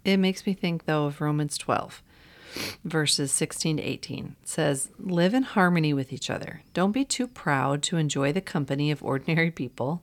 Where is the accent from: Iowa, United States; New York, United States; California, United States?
Iowa, United States; I grew up in Iowa.